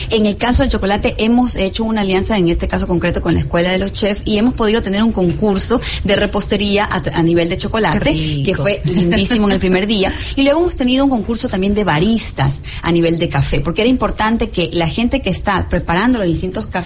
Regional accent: Ecuador; cómo hemos ido educando de alguna manera nuestros propios paladares como ecuatorianos

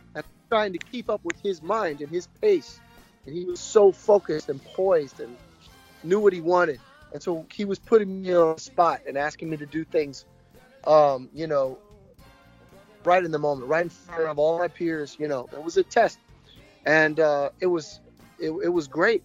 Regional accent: United States; I'm American

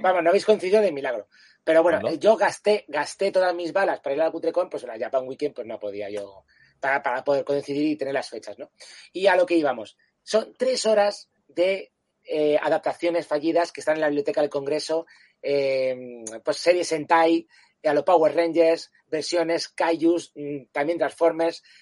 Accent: Canary Islands, Spain; moved away; also born or lived in Spanish mainland; yo también soy un canario que me sacaron de mi hábitat natural.

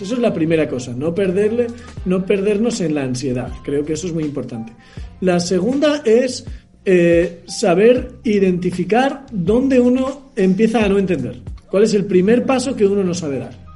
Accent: Logroño, La Rioja, Spain; yo nací en Logroño, que es una ciudad pequeña del norte de España

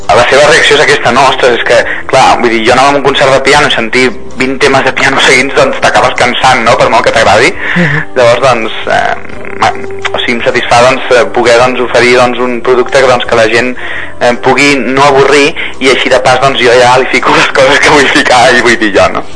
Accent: Lleida, Catalonia, Spain; soc de Lleida

